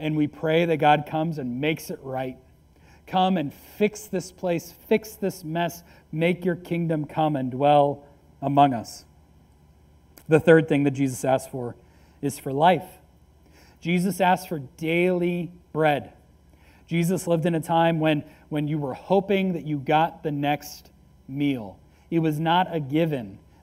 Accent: United States; I am an American

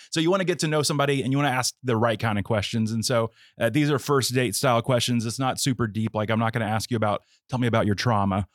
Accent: West Palm Beach, Florida, United States; I grew up in the West Palm Beach area

